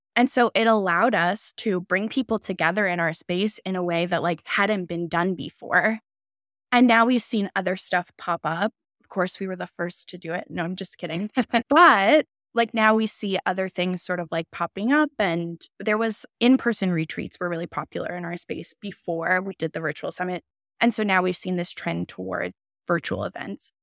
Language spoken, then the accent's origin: English; Canada; we're both Canadian